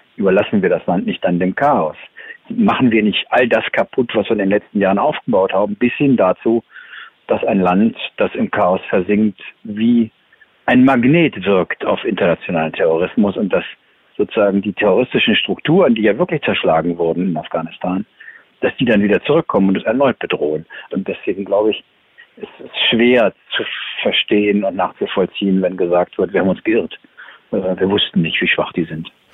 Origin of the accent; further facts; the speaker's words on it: Germany; als Deutsche